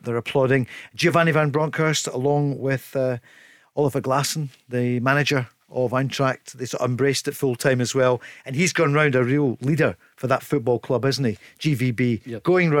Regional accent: Scotland, United Kingdom; we're Scottish

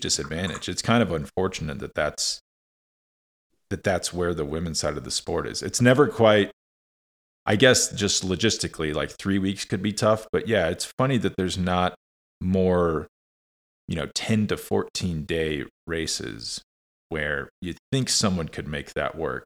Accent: United States; as an American

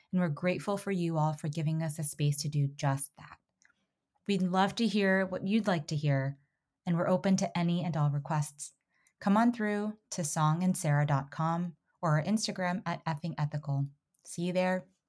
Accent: Florida, United States; moved away; also born or lived in New York City; I grew up in Florida, and I lived in New York City for a long time

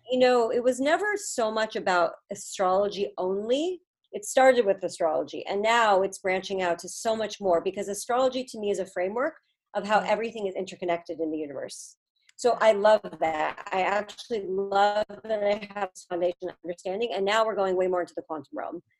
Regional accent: California, United States; moved away as an adult; also born or lived in Boston; I'm from California

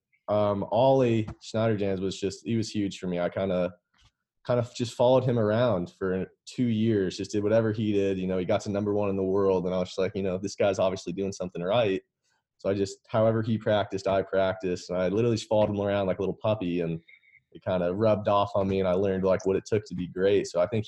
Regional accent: West Palm Beach, Florida, United States; also born or lived in Lexington, Kentucky, United States; Yeah, so I was born in Lexington, Kentucky, and we moved to West Palm Beach, Florida when I was young.

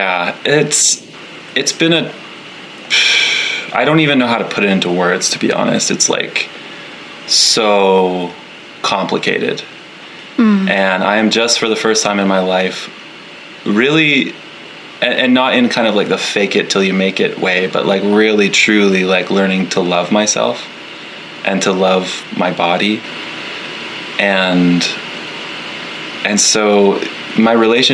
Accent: Canada; moved away as an adult; now in Nova Scotia, Canada; I live in very rural Nova Scotia, Canada, but I'm from the other coast.

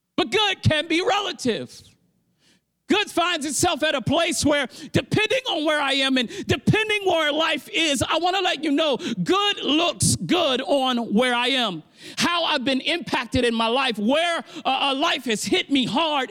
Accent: Baltimore, Maryland, United States; I'm from Baltimore

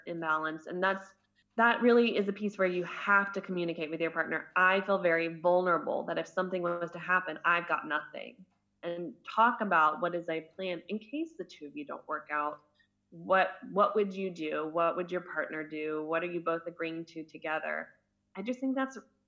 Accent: United States; moved away as an adult; now in Germany; I'm American

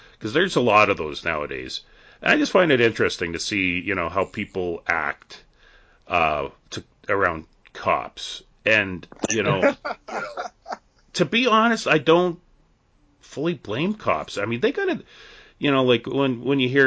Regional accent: near Edmonton, Alberta, Canada; in my hometown that I live in, the town that I work

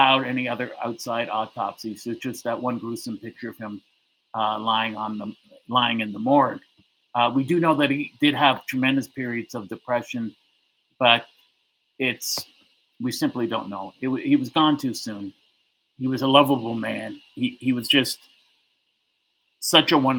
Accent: Toronto, Ontario, Canada; I said I was from Toronto

